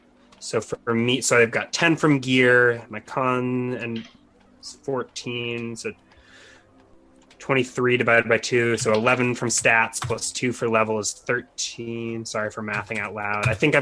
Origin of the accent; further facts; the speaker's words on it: California, United States; we are California. From California.